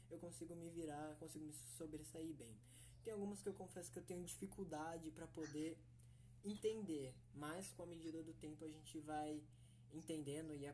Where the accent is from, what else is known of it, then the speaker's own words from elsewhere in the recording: São Paulo, Brazil; now in Panorama, Brazil; eu tenho 20 anos de idade, sou da cidade de Panorama, né? Mas eu nasci em São Paulo.